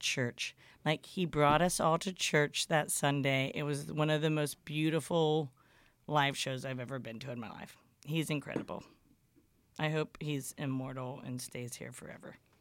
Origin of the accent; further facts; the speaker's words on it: Houston, Texas, United States; moved away as an adult; also born or lived in Beaumont, Texas; now in Austin, United States; I'm from Houston originally